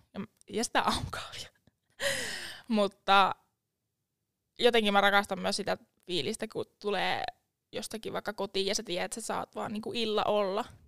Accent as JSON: {"language": "Finnish", "town": "Lavia", "region": "Satakunta", "country": "Finland", "tie": "born or raised there", "moved": "yes", "lives_now": "Jyväskylä, Finland", "said": "alun perin mä oon Laviasta. Lavia on pieni kylä Tampereen ja Porin välillä, nykyään nykyistä Poria."}